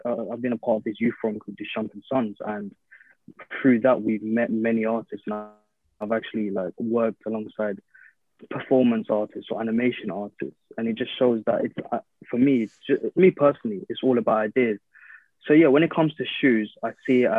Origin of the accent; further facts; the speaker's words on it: London, United Kingdom; growing up in London